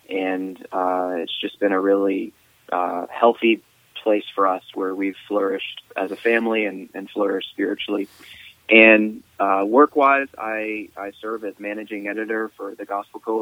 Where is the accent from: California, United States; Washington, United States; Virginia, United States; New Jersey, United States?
Virginia, United States; moved away as an adult; also born or lived in East Asia; now in Louisville, United States; I grew up in Virginia and went to college there in Virginia